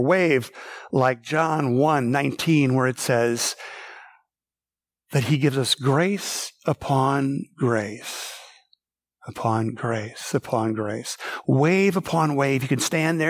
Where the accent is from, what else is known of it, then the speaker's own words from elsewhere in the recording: Minnesota, United States; I grew up in Minnesota